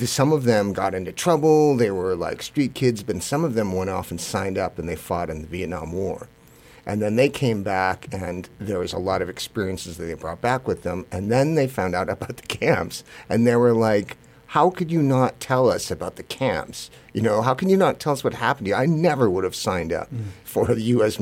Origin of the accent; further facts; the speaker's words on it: United States; I'm Japanese American